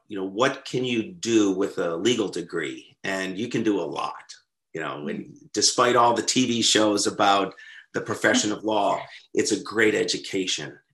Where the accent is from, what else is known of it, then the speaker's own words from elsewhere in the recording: Western New York State, United States; moved away; also born or lived in London, England; I grew up in Western New York State, not an overly exciting place, but geographically beautiful.